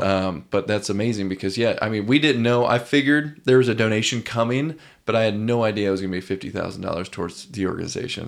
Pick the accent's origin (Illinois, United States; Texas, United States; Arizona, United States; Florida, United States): Illinois, United States; Lowpoint-Washburn area; also born or lived in Peoria, Illinois; now in Nashville, United States; I'm from a very small town in Illinois